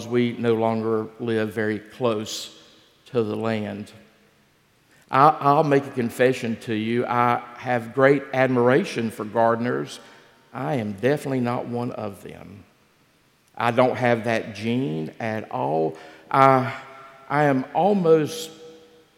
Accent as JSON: {"language": "English", "area": "Gaston County", "region": "North Carolina", "country": "United States", "tie": "born or raised there", "said": "Gaston County, where I grew up."}